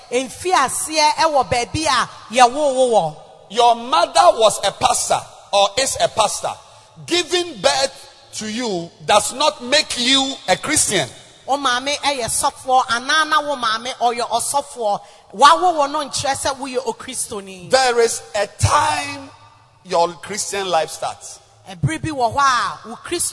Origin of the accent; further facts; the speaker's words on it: Zambia; moved away; I came from Zambia